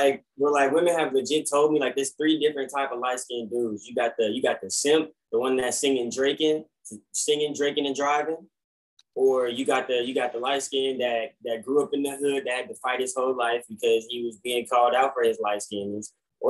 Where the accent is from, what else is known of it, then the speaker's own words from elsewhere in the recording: Atlanta, Georgia, United States; And I tell him, I'm like, I'm from Atlanta. And he's like, oh wow, I didn't catch any of the accent.